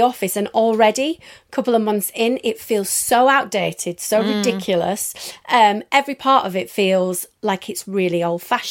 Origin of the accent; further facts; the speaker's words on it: Leeds, Yorkshire and the Humber, United Kingdom; moved away as an adult; now in London, United Kingdom; I came to London from Leeds, as I'm sure you can tell, specifically for work